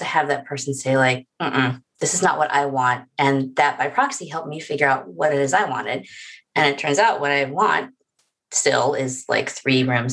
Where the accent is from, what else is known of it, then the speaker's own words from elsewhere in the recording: the South, United States; I'm not from small town North Carolina, but like I'm from the South